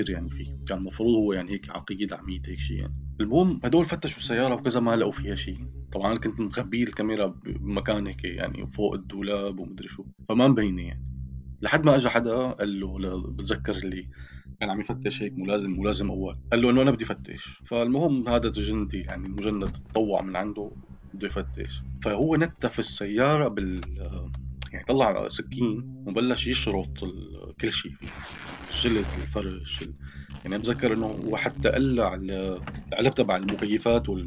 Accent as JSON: {"language": "Arabic", "country": "Syria", "moved": "as an adult", "said": "يعني انا طلعت من سوريا ب 2000 وباخر يوم بال 2012 تقريبا او قبل بيومين"}